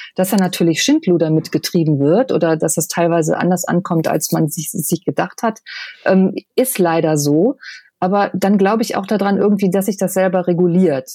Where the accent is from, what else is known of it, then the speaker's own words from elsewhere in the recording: Düsseldorf, North Rhine-Westphalia, Germany; ich bin halt gebürtige Düsseldorferin, also ich bin, bin Oberbilker Mädchen